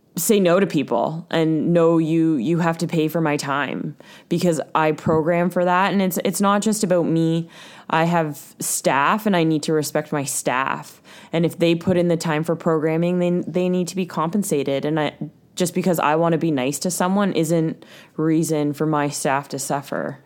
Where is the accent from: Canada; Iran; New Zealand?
Canada; Ontario; now in Vancouver Island, Canada; we're from Ontario